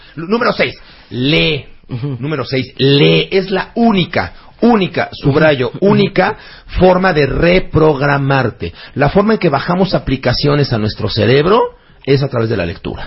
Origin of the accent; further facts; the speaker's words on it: Mexico; los mexicanos somos tú y yo.